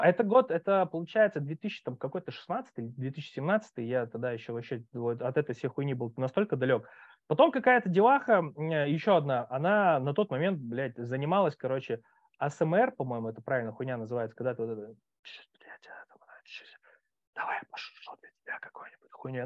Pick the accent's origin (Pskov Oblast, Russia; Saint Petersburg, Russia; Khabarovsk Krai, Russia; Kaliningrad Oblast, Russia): Khabarovsk Krai, Russia; Khabarovsk; moved away as an adult; now in Moscow, Russia; я сам с Дальнего Востока, когда уехал, там ну, у нас там вот в Хабаровске